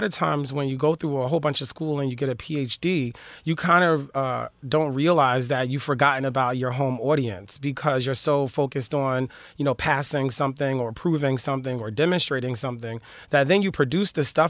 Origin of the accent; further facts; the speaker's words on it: Philadelphia, Pennsylvania, United States; now in Los Angeles, United States; I'm from Philly.